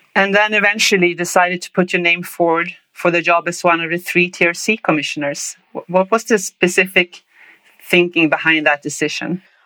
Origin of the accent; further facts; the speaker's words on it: Linköping, Östergötland, Sweden; English is a second language; now in Ottawa, Canada; I grew up in Linköping, Sweden, and now live in Ottawa